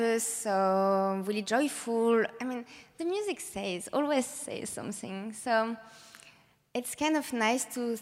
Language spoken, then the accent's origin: English; France; moved away; I'm coming from France